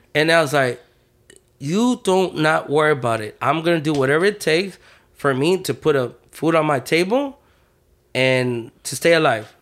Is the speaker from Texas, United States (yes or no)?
yes; Houston, Texas, United States; I was born and raised in Third Ward